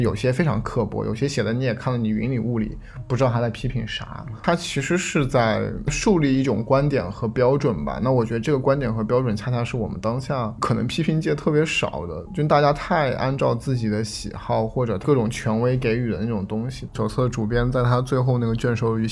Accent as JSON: {"language": "Chinese", "country": "China", "said": "我们作为中国人"}